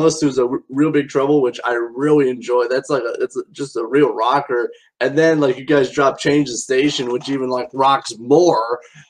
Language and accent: English; Mishawaka, Indiana, United States; you guys will be in my hometown of Mishawaka on August 22nd at the Smokestack Brew.